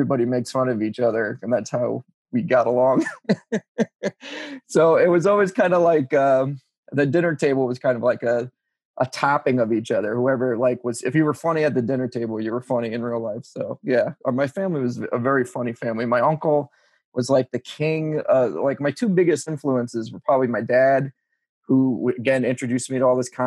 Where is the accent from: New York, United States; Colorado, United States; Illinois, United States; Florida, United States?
New York, United States; Long Island; moved away as an adult; also born or lived in Ohio; growing up on Long Island in the 90s